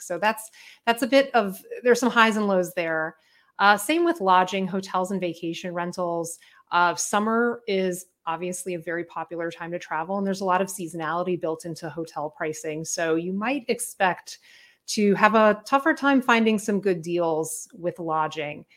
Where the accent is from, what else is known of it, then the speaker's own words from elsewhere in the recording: Miami, Florida, United States; moved away; I'm from Miami originally